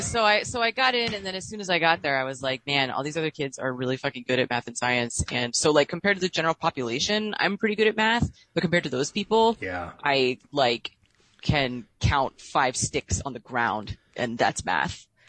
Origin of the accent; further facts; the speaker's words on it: Illinois, United States; I work for the state of Illinois like my stepmom did